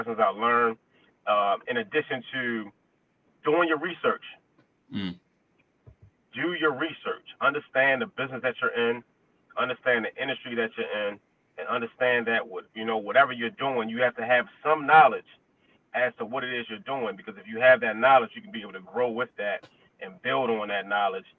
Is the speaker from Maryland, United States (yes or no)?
yes; Baltimore, Maryland, United States; Growing up in Baltimore City